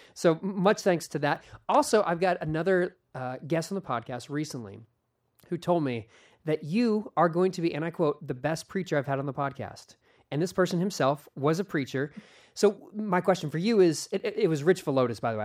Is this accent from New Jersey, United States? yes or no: no; Philadelphia, Pennsylvania, United States; also born or lived in Phoenixville, Pennsylvania; I was born in Philadelphia, West Philadelphia, to be exact, is where I was born and raised